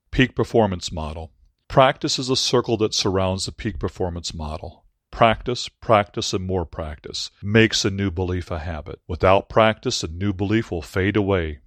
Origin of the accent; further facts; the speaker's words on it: Aurora, Illinois, United States; Aurora University in Aurora, Illinois, my hometown